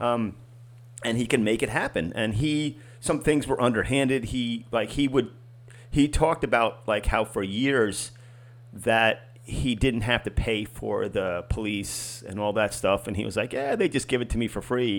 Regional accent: New York, United States; the club that I grew up with in New York

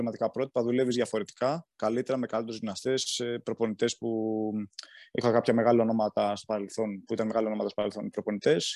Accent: Galatsi, Attica, Greece; εγώ είμαι από το Γαλάτσι

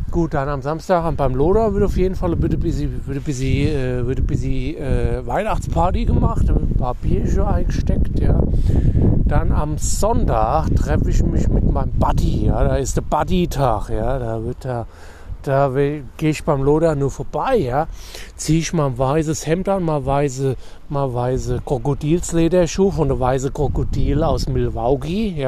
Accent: Hesse, Germany; wie wir hier sagen. Bei uns in Dienstlagen, bei Hesse, ja.

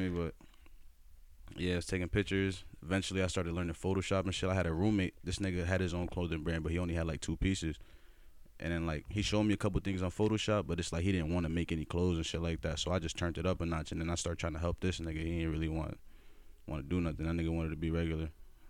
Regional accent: Norwalk, Connecticut, United States; born there; also born or lived in Bronx / Stamford / Bridgeport / West Haven; I was born in Norwalk. I moved to the Bronx, moved to Stanford, moved to Bridgeport, moved to West Haven, moved to Greenwich, all over the place. Not in that order, though.

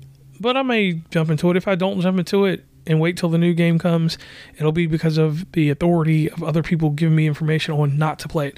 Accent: West Virginia, United States; from West Virginia.

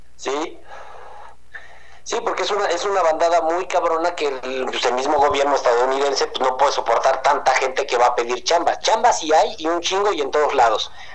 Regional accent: Tijuana, Baja California, Mexico; moved away; Yo viví en Tijuana un chingo de años. De hecho, nací en Tijuana

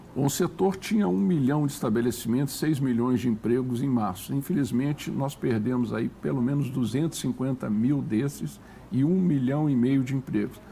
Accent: Belo Horizonte, Minas Gerais, Brazil; moved away; also born or lived in Brasília; Belo Horizonte, por exemplo, minha terra

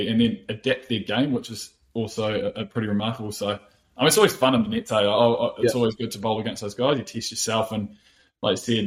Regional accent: Christchurch, Canterbury, New Zealand; also born or lived in England; we grew up in Christchurch, like you mentioned, and every winter was rugby

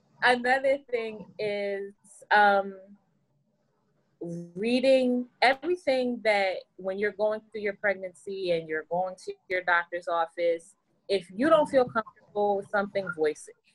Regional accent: New York City, New York, United States; now in New Jersey, United States; I am from Brooklyn, New York. Now I live in Jersey

